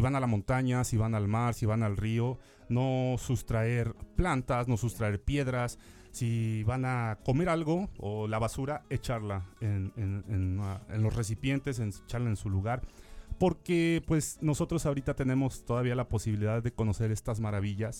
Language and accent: Spanish; Xalapa, Veracruz, Mexico; los que somos de Jalapa